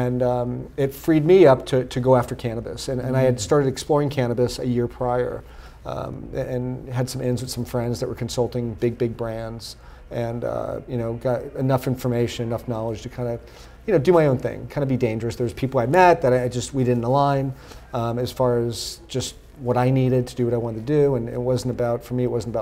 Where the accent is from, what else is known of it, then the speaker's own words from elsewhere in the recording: Los Angeles, California, United States; growing up in Los Angeles